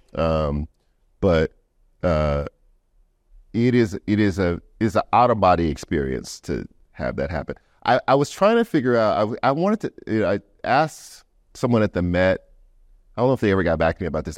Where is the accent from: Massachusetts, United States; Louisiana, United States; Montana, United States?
Louisiana, United States; we're both from Louisiana